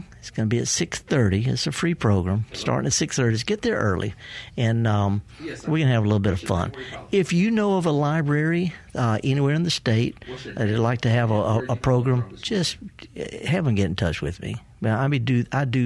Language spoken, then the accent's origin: English; the Delta, Mississippi, United States; I was raised up in the Delta by a horticulturist great grandmother